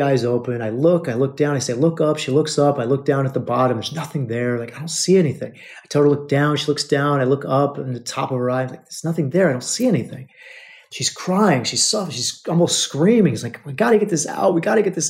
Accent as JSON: {"language": "English", "country": "United States", "said": "They don't know that we're American"}